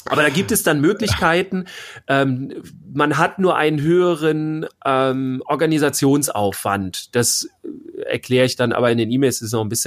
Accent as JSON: {"language": "German", "region": "Bavaria", "country": "Germany", "said": "aber wir sind ja aus Bayern. So, und wenn ich dann drei Sachen habe in Bayern, ja, dann fahre ich da halt eine Woche runter."}